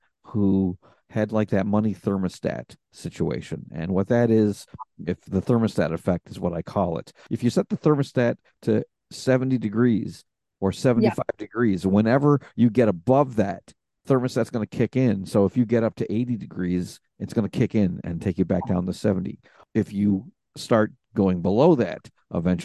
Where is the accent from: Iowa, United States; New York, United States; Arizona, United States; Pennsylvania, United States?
New York, United States; New York City; born in Brooklyn, New York, in New York City. And I was actually raised by my maternal grandparents